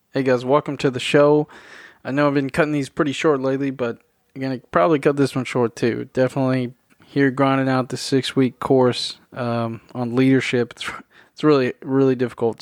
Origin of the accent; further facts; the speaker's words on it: Tennessee, United States; I was born and raised in Tennessee